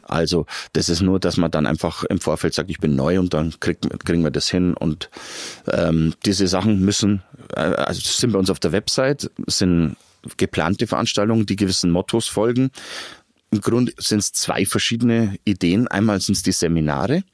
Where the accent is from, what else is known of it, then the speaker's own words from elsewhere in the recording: Garmisch-Partenkirchen, Bavaria, Germany; moved away as an adult; now in Regensburg, Germany; Ursprünglich komme ich aus Patenkirchen. Aber ich bin schon seit 95 in der schönen Domstadt und wollte nicht mehr weg.